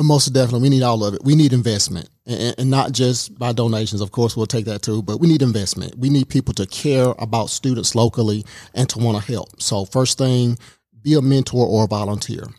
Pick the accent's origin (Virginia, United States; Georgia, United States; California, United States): Georgia, United States; Baxley; also born or lived in Columbia, South Carolina; now in Rome, United States; we moved to South Georgia when I was very, very young. So I'm a South Georgia boy